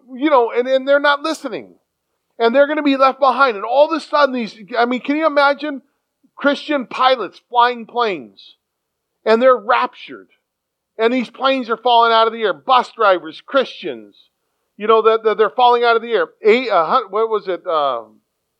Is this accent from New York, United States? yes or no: no; San Diego, California, United States; moved away; a city boy, born and raised in San Diego